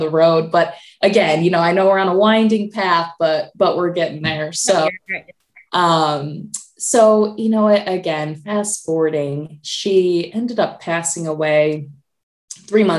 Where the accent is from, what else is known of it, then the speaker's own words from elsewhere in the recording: Michigan, United States; moved away as an adult; now in Indianapolis, United States; I'm originally from Michigan